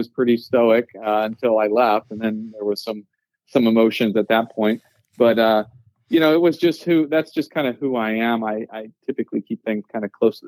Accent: Central Texas, United States; I was born and raised here in Central Texas

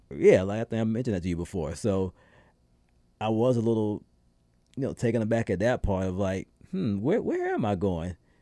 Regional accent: South Carolina, United States; moved away; my first time voting in my home state

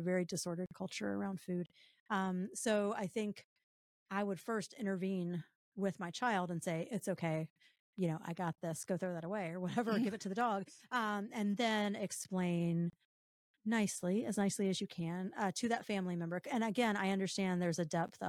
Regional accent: the South, United States; I'm from the South.

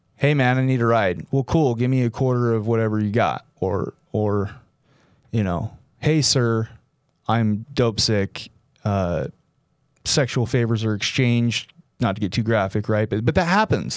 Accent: Utah, United States; my hometown, my home state

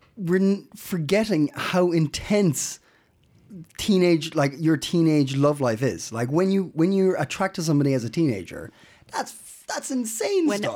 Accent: Ireland; now in Denmark; I'm Irish

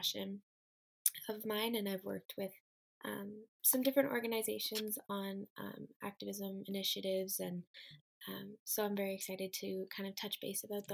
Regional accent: Waterloo, Ontario, Canada; I am from Waterloo, Ontario, Canada, and I am a 20-year-old student

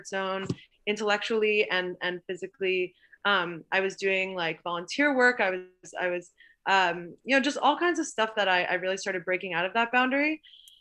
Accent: Long Island, New York, United States; I grew up on Long Island

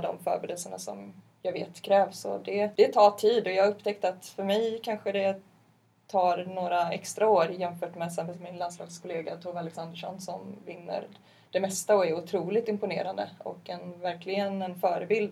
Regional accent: Partille, Västra Götaland, Sweden; där jag är ifrån.

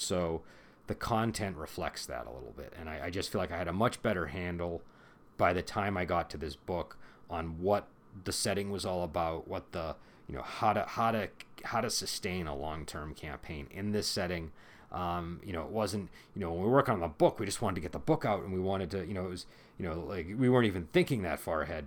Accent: United States; I'm American

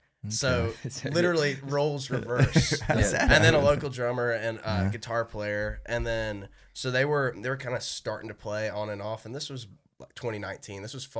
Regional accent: St. Simons Island, Georgia, United States; moved away as an adult; now in Athens, United States; Me and him are buddies from home. We're both from St. Simon's Island.

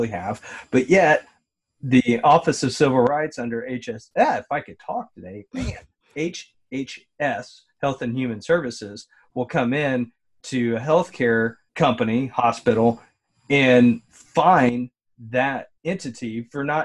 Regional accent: Kentucky, United States; I was born in Kentucky

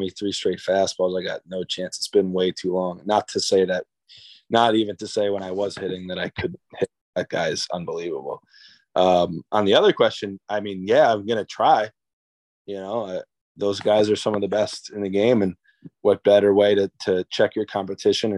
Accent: New Jersey, United States; I'm from New Jersey, but my mom and dad are both from the Boston area

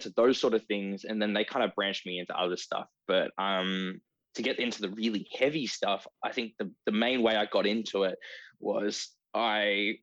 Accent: Ballarat, Victoria, Australia; I grew up in Ballarat

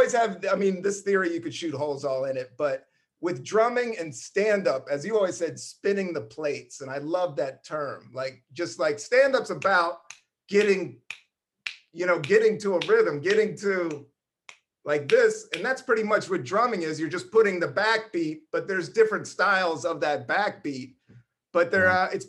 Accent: Buena Vista, Virginia, United States; also born or lived in Washington DC; I was born in Northeast DC, grew up there until I was in the third grade, and then we moved to Buena Vista, Virginia, hardcore rednecks.

